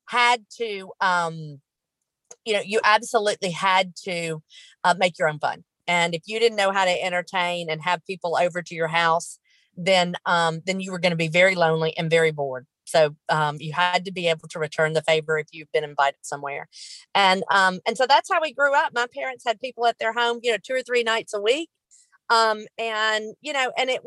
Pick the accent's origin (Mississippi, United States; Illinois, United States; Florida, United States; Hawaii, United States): Mississippi, United States; Rosedale; also born or lived in Memphis, Tennessee / Cleveland, Mississippi; now in Oxford, United States; I was born and raised here in Rosedale, Mississippi